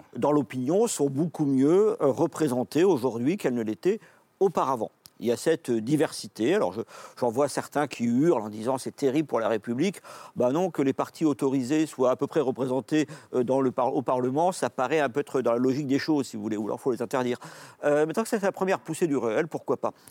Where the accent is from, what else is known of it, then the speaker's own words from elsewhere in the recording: France; on est français